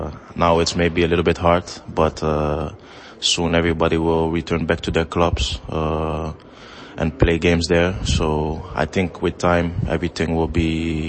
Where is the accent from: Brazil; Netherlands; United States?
Netherlands; born there; I was born in Holland, but it doesn't change the fact that my dad's from Nigeria.